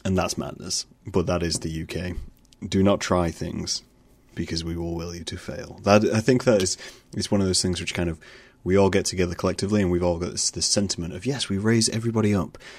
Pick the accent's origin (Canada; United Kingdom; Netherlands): United Kingdom